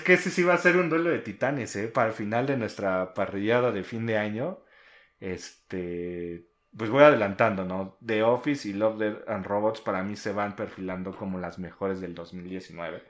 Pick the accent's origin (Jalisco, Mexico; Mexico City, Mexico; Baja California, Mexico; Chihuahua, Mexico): Mexico City, Mexico; somos este, de la Ciudad de México